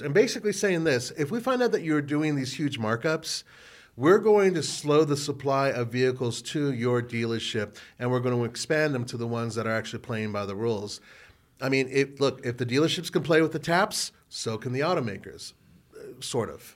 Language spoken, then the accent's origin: English; California, United States; I grew up in California where we had the Rose Parade